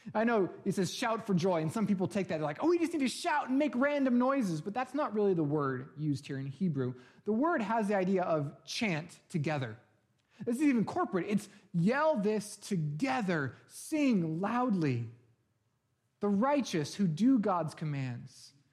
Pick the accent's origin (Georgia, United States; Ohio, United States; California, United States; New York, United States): California, United States; Bay Area; moved away; I grew up in the Bay Area